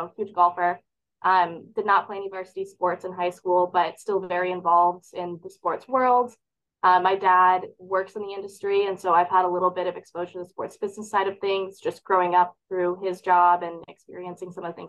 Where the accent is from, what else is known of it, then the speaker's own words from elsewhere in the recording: Grand Rapids, Michigan, United States; I'm from Grand Rapids, Michigan, west side of the state